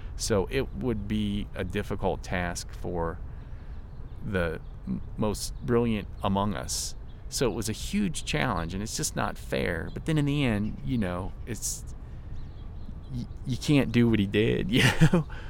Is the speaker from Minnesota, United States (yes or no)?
no; Virginia, United States; I'm from Virginia, a small town in Virginia